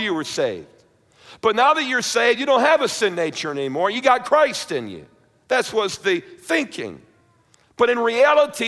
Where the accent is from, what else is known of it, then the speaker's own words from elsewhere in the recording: New York, United States; growing up in the church, and I was raised in Baptist, somewhat conservative, independent Baptist up in New York